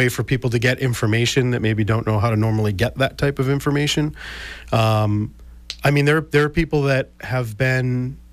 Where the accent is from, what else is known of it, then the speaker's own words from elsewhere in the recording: South Shore, Massachusetts, United States; I grew up on the South Shore and went to South Shore Vocational Technical High School